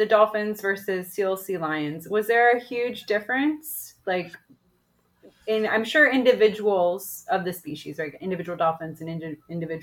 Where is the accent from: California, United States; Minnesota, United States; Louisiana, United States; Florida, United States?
Florida, United States; I live in Florida. I'm from Florida.